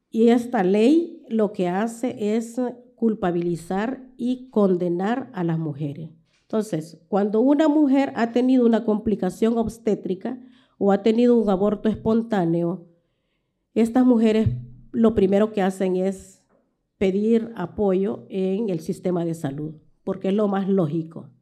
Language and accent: Spanish; El Salvador; como salvadoreñas